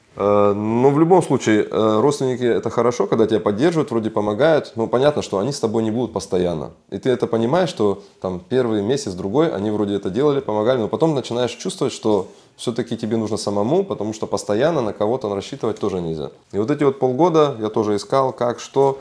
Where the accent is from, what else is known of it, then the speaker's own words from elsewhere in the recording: Kazakhstan; moved away as an adult; now in Germany; я сам из Казахстана, да, я там учился, работал, закончил техникум железнодорожный, потом Академию транспорта